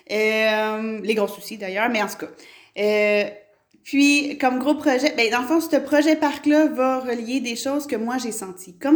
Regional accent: Quebec, Canada; Moi, je suis près d'Ayers puis je le dis pas que je viens de Stan je dis que je viens de près d'Ayers

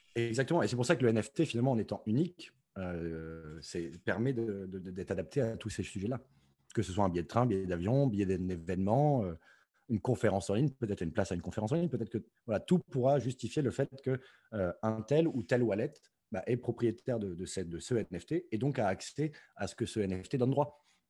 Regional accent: Provence-Alpes-Côte d'Azur, France; je suis français originaire du sud-est de la France, euh, euh, dans les Alpes-Maritimes

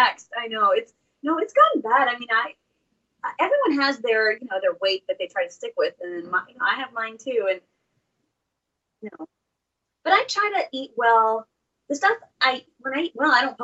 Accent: Houston, Texas, United States; also born or lived in India; I grew up in A-Leaf

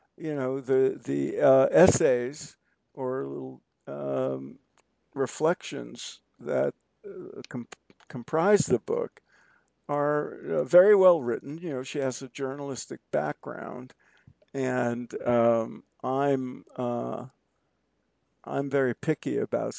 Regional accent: New York City, New York, United States; when I was growing up in Brooklyn

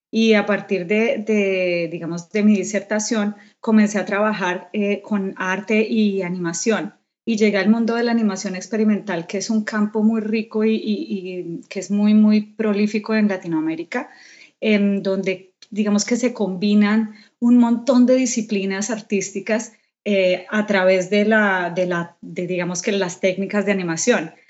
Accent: Colombia; Yo soy colombiana, …

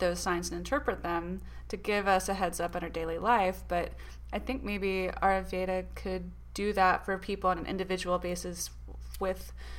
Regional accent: the South, United States; We are from the South

